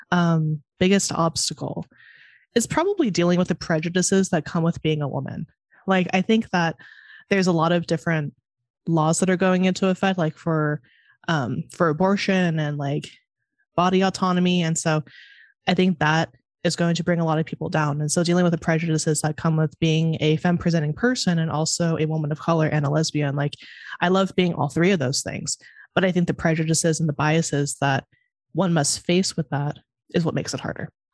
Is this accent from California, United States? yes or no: yes; Monterey, California, United States; now in Chicago, United States; I'm from Monterey, California.